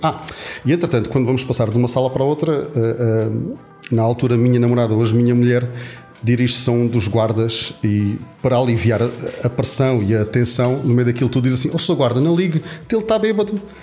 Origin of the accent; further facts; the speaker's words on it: Alentejo, Portugal; eu, como boa alentejano